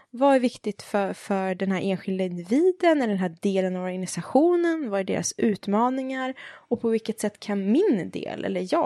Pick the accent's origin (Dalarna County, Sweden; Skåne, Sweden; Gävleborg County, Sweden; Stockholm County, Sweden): Stockholm County, Sweden; Stockholm; Nej, jag är från Stockholm.